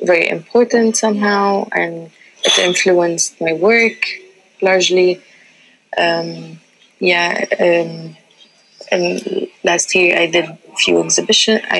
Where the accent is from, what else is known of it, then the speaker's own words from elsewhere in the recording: Libya; first language Tamazight; English is a second language; I always spoke the language, it's, it's my mother tongue. Yeah. But we grew up learning Tamazight first and then learning Arabic at a young age. Mm-hmm. And even though like most people in Libya are um, don't know this as well